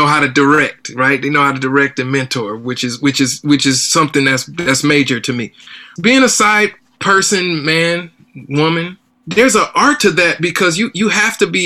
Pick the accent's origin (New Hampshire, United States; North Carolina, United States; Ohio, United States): Ohio, United States; Cleveland Heights; growing up in Cleveland Heights, Ohio